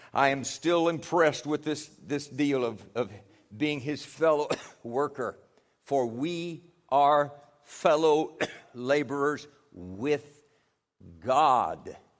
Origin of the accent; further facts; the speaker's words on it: United States; those of us from the U S